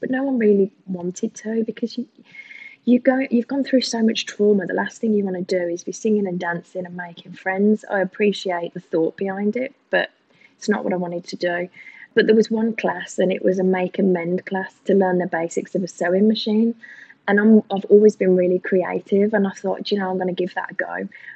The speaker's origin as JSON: {"language": "English", "region": "England", "country": "United Kingdom", "moved": "as an adult", "lives_now": "Australia", "said": "I'm typically English"}